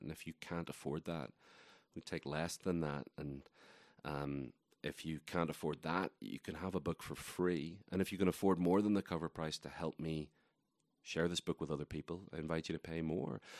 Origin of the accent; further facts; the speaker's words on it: Northern Ireland, United Kingdom; accent: Irish; moved away as an adult; now in Asheville, United States; I was born in Ireland. I lived there for the first three and a half decades or so of my life.